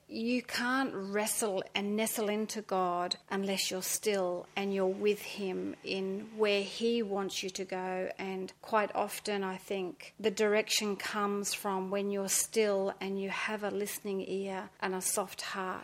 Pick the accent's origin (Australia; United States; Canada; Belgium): Australia; also born or lived in England; I was born in England in a small seaside town. And when I was 7 years old, we immigrated to Australia by ship. It took us 5 weeks. When we came to Sydney, we landed in Sydney.